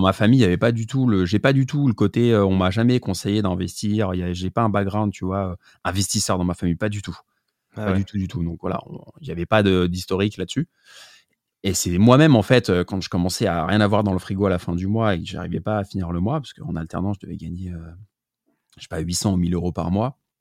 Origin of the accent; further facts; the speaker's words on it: Paris, Île-de-France, France; je suis parisien. Je viens du deuxième arrondissement au départ.